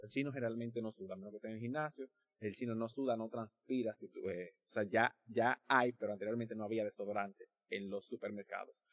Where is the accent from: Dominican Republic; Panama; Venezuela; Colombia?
Dominican Republic; also born or lived in China; nosotros como dominicanos, eh, vamos a decir, normales